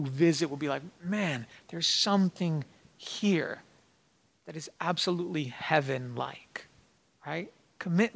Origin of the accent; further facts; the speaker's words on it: New Mexico, United States; moved away as an adult; now in Princeton, United States; I come from New Mexico. Back there, it's land of mañana.